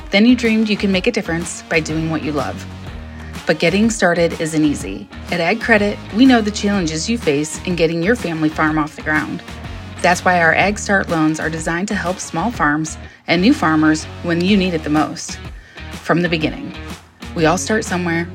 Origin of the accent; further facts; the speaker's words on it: Northern Ohio, United States; I'm from Northern Ohio